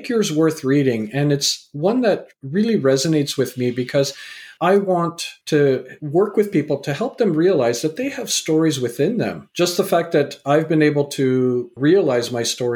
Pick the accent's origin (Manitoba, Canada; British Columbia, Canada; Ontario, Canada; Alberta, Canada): British Columbia, Canada; North Vancouver; also born or lived in England; I was born in England and raised in Canada